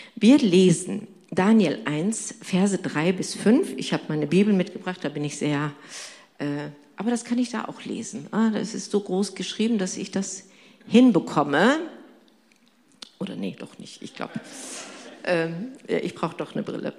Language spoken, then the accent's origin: German; Turkey; now in Germany; ich bin gebürtig Türkin und komme aus einem islamischen Hintergrund